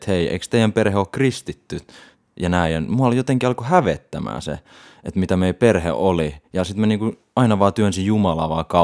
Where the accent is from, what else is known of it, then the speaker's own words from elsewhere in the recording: Kouvola, Kymenlaakso, Finland; now in Lappeenranta, Finland; No, myöhän ollaan Kouvolasta. M- mm, milloin me muutettiin?